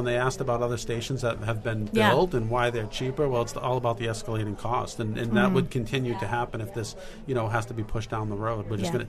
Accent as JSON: {"language": "English", "town": "Fall River", "region": "Massachusetts", "country": "United States", "said": "I am from Fall River, Massachusetts."}